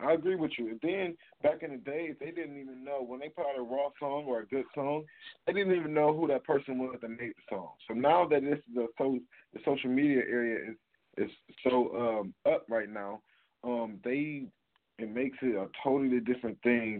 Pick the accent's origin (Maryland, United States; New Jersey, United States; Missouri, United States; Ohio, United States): Ohio, United States; Cleveland; I am from Cleveland, Ohio.